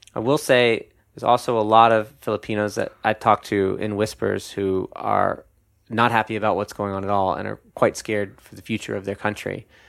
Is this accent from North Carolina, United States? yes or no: yes; North Carolina, United States; my home state, uh, North Carolina, which is in the South